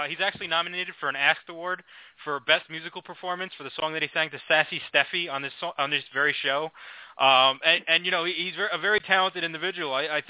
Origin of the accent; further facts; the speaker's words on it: New York, United States; growing up in New York, I saw it several times.